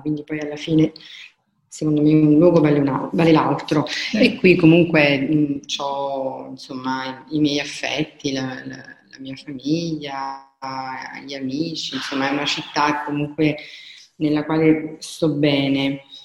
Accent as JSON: {"language": "Italian", "town": "Caserta", "region": "Campania", "country": "Italy", "also_born_or_lived": "Bologna / Milan", "said": "sono di Caserta e vivo a Caserta"}